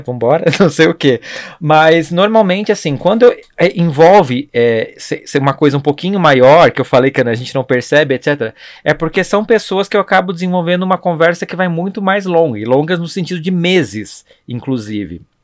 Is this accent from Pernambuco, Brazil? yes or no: no; Blumenau, Santa Catarina, Brazil; now in São Paulo, Brazil; Eu sou de Blumenau